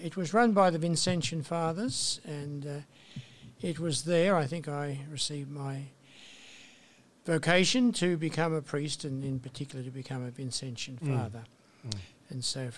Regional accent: Portland, New South Wales, Australia; also born or lived in Bathurst, New South Wales; I was born in a small town in New South Wales, country New South Wales, Central West, called Portland

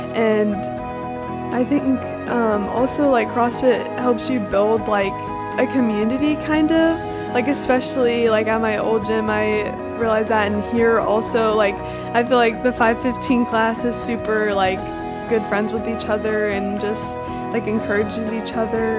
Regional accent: Houston, Texas, United States; I'm from Houston, Texas

